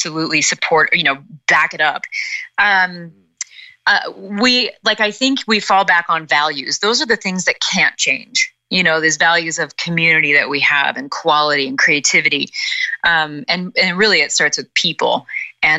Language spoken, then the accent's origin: English; Midwest, United States; I'm a woman from the Midwest in America